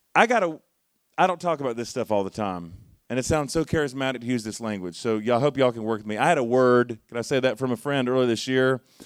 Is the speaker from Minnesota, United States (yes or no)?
no; Charlotte, North Carolina, United States; moved away; I'm from Charlotte originally